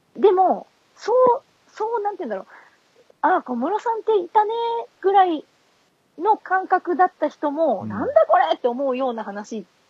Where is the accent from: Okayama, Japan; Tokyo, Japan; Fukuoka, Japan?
Fukuoka, Japan; also born or lived in Shiga / Osaka; now in Nagoya, Japan; 私福岡ですけど、ちょっと、はい、滋賀と大阪にもいて、